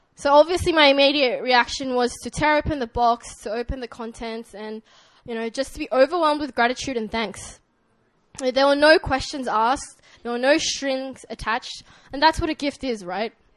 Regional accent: Sydney, New South Wales, Australia; accent: Australian; moved away; this is my Australian accent

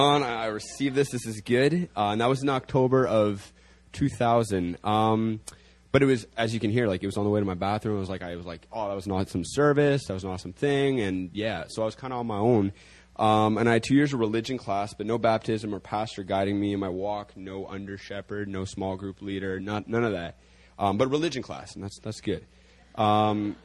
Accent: Toronto, Ontario, Canada; moved away as an adult; now in South Korea; I'm a Canadian boy from Toronto. I came to Korea about a year and a half ago

